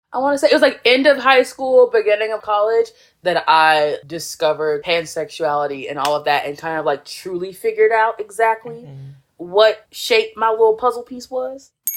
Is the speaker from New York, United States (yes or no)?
no; southern Virginia, United States; moved away as an adult; also born or lived in Florida / Washington, DC area; now in Busan, South Korea; I was raised in like s- this small town in southern Virginia in the middle of nowhere